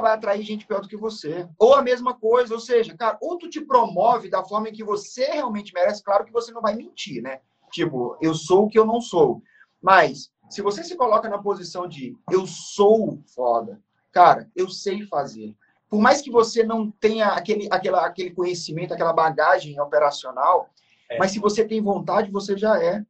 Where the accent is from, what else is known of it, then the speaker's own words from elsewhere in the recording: interior of Maranhão, Brazil; now in São Paulo, Brazil; eu sou do, eu sou do, do, Maranhão, interior do Maranhão. Hoje eu moro em São Paulo, mas eu sou nascido no Maranhão, uma cidade muito pequena.